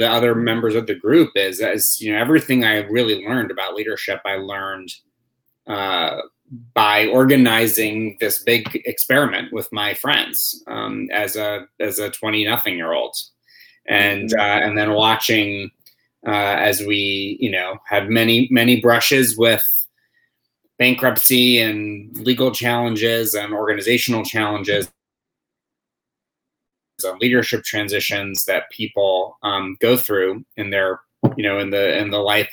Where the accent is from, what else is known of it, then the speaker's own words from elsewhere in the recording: New York City, New York, United States; moved away; my hometown of New York City